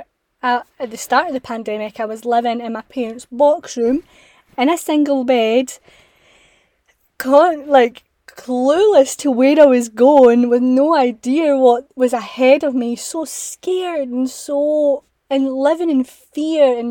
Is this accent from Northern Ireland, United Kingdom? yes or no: no; Scotland, United Kingdom; I'm from Scotland